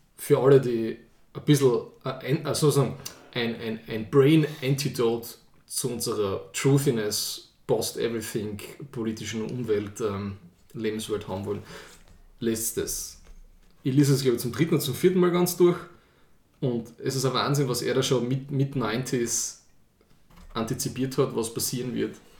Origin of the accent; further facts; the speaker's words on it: Austria; Ich, als echter Österreicher, habe immer nur das Christkind gekannt.